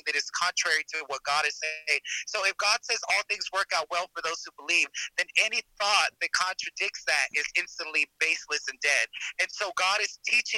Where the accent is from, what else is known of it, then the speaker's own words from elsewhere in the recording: Dallas, Texas, United States; I'm from Texas. I'm from Dallas, Texas